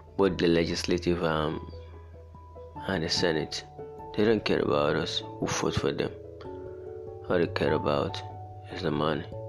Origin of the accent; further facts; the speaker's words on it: Nigeria; I'm from Nigeria, I'm Nigerian